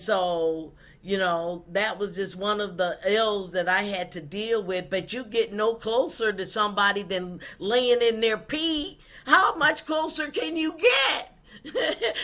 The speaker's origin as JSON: {"language": "English", "region": "South Carolina", "country": "United States", "tie": "born or raised there", "said": "In 1958, I was born in South Carolina"}